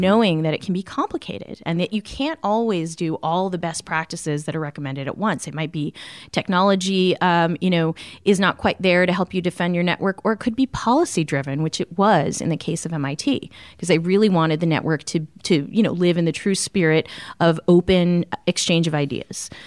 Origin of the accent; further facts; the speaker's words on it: Arlington, Massachusetts, United States; I grew up in Arlington, Massachusetts